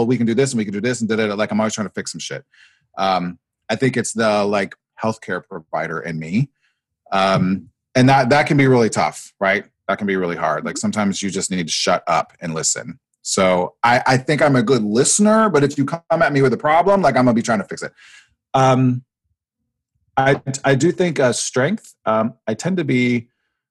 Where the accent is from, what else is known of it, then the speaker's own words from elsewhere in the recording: Nebraska, United States; I grew up in Nebraska, actually, of all places